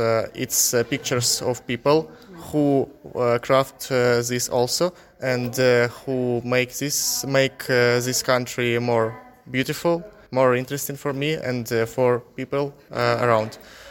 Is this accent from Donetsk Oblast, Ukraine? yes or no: yes; Mariupol, Donetsk Oblast, Ukraine; English is a second language; moved away as an adult; now in Kilkenny, Ireland; I'm from Mariupol.